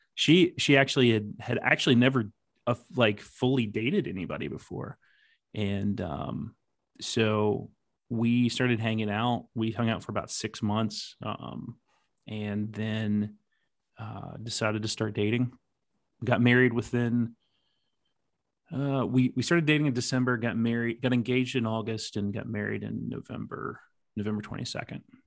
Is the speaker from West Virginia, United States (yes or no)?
yes; West Virginia, United States; I grew up in West Virginia